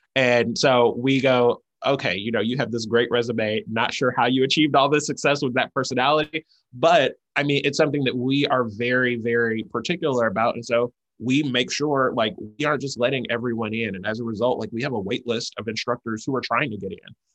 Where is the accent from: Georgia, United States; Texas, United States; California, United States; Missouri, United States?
Georgia, United States; College Park; moved away as an adult; also born or lived in San Francisco; I'm originally from College Park, Georgia.